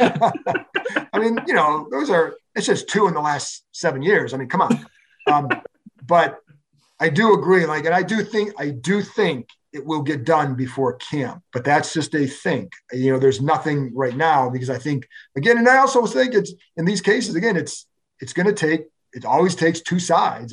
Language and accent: English; Cleveland, Ohio, United States; moved away; I grew up in Cleveland.